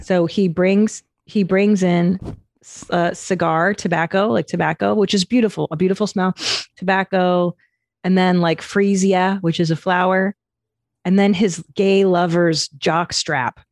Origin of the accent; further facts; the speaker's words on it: Los Angeles, California, United States; I grew up in the San Fernando Valley